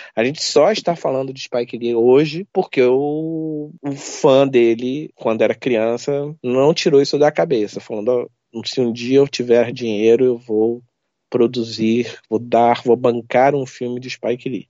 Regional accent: Rio de Janeiro, Brazil; Eu sou carioca

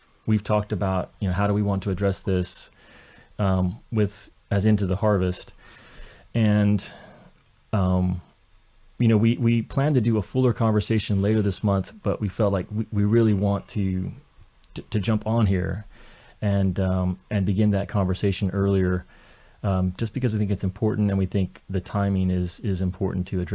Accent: rural Kentucky, United States; I grew up in rural Kentucky in farm country

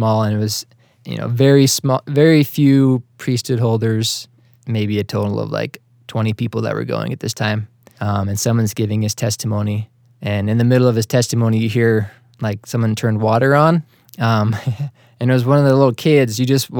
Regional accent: Hingham, Massachusetts, United States; So originally from the Boston area. You had a previous guest talk about, they just say Boston.

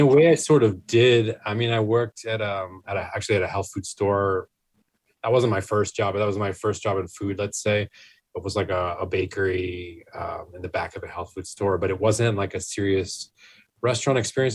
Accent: Maine, United States; now in New York, United States; I'm from Maine originally

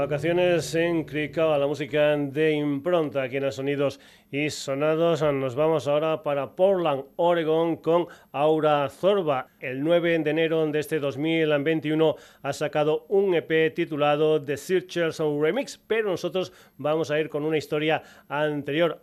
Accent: Extremadura, Spain

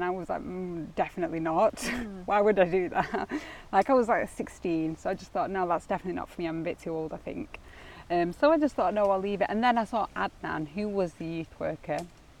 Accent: Ashton, United Kingdom; I grew up, it was quite a sheltered upbringing, I think. So, you know, I was born in Ashton

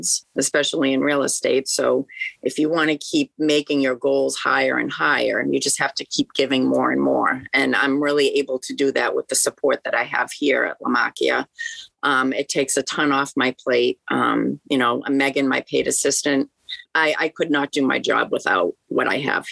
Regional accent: Worcester, Massachusetts, United States; I'm from Worcester.

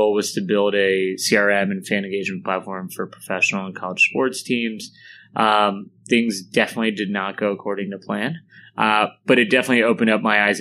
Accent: Baltimore, Maryland, United States; moved away; Baltimore got a team, which is my hometown

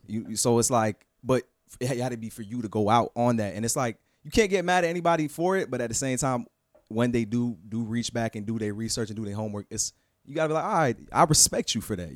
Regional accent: Fort Lauderdale, Florida, United States; also born or lived in Queens, New York / Orlando; my hometown

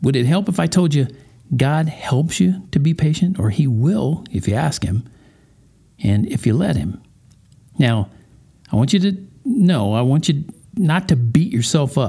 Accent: Colorado Springs, Colorado, United States; here in my hometown of Colorado Springs

